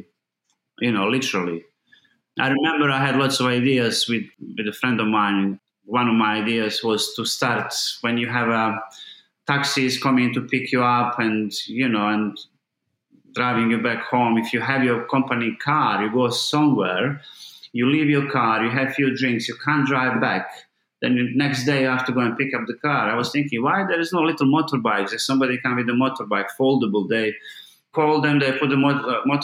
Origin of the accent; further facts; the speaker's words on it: Mostar, Federation of Bosnia and Herzegovina, Bosnia & Herzegovina; English is a second language; moved away as an adult; now in London, United Kingdom; I grew up in Mostar